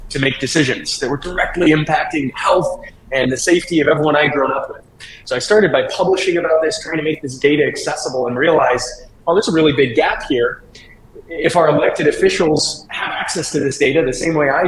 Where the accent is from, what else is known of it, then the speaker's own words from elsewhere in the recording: St. Louis, Missouri, United States; also born or lived in California; I grew up here in St. Louis in the Midwest